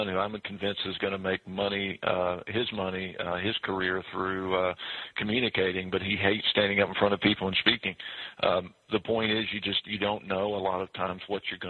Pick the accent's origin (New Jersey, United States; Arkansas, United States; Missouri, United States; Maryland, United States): Arkansas, United States; moved away as an adult; also born or lived in Texas; now in Nashville, United States; Originally grew up in Arkansas for the most part. So I grew up there, went to school in Texas, came to Tennessee to go to graduate school